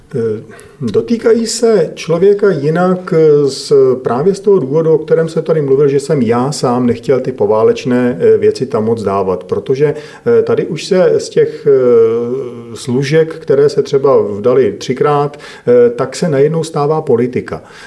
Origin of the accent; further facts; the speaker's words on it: Domažlice, Plzeň Region, Czechia; jsem e, rodák z Domažlic